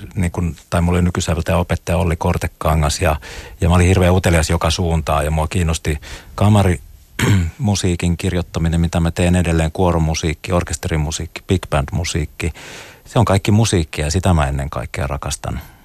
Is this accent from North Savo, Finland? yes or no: no; Espoo, Uusimaa, Finland; kasvoin Tapiolassa Espoon musiikkiopiston viitekehyksessä